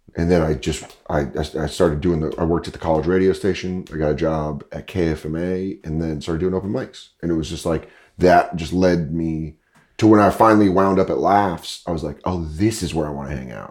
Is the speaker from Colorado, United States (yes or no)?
yes; Aurora, Colorado, United States; moved away as an adult; also born or lived in New York / Los Angeles; I grew up in Denver. I grew up in Aurora, Colorado